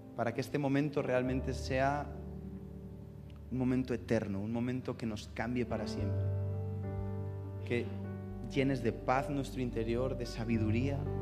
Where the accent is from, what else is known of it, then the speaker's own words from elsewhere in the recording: Getafe, Community of Madrid, Spain; accent: madrileño; also born or lived in Burgos; yo hablo como madrileño, aunque soy de Burgos